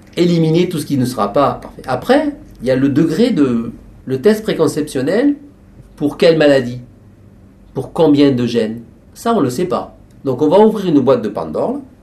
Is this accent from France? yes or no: yes; France; Ici, chez nous, en France